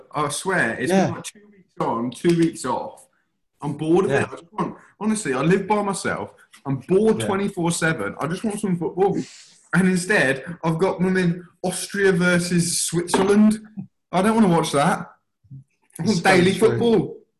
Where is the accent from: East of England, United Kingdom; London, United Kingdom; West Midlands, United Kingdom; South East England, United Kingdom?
West Midlands, United Kingdom; Kidderminster; Well, I'm from Kidderminster, so I'm basically as good as Rhys Williams.